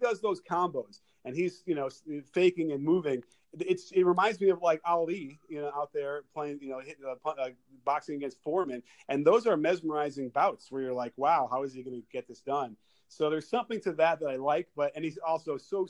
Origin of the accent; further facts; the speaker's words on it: Chicago, Illinois, United States; I grew up in Chicago Stadium watching the Bulls